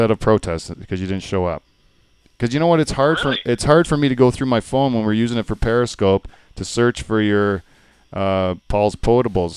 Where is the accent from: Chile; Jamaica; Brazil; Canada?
Canada; as a Canadian